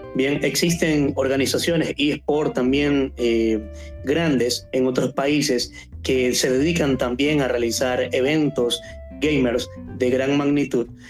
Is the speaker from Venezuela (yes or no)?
no; Ecuador; aquí en Ecuador, en mi país